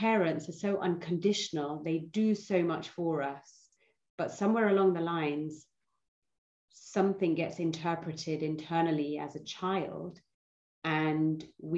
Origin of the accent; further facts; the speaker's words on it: London, United Kingdom; I was born in London, and my parents, so I have an Indian heritage.